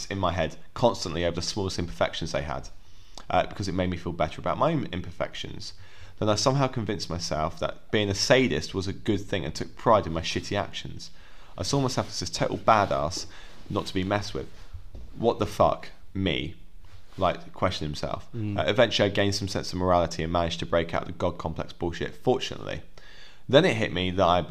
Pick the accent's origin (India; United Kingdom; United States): United Kingdom; England; we're English